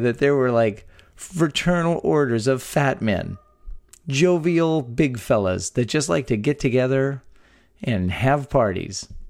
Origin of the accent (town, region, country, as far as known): Texas, United States; born or raised there